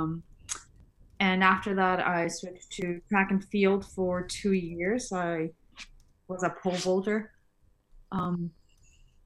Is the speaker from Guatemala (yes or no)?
yes; Guatemala City, Guatemala Department, Guatemala; now in United States; I grew up in Guatemala City